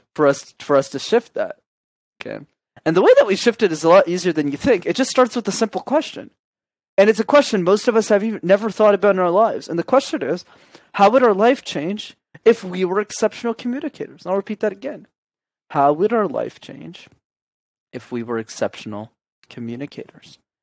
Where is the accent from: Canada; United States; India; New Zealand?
Canada; Montreal, Quebec; I grew up in Montreal.